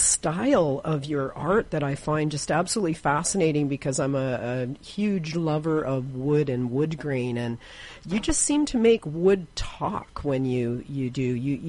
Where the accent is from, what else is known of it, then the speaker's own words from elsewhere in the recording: Victoria, British Columbia, Canada; now in Prince George, Canada; I was raised in Victoria